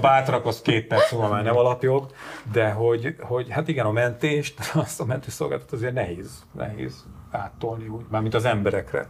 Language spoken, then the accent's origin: Hungarian; Sátoraljaújhely, Borsod-Abaúj-Zemplén, Hungary; moved away; fatornyos kis szülővárosomban